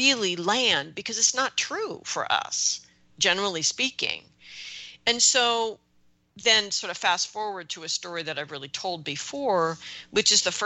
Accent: United States; as an American

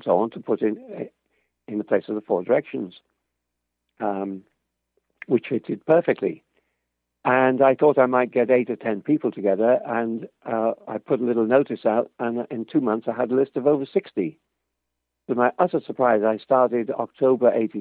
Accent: Liverpool, North West England, United Kingdom; I'm from Liverpool, not even in the same country.

